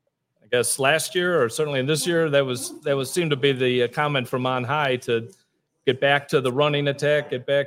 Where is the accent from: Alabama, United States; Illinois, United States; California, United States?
Illinois, United States; Chicago; I'm born and raised in Chicago, but my dad grew up in this area